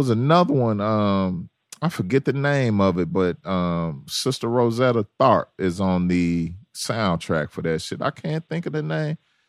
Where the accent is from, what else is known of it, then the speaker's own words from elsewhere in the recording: Memphis, Tennessee, United States; Fellow Memphian, although I did not know her during her times in Memphis, but she is from my hometown.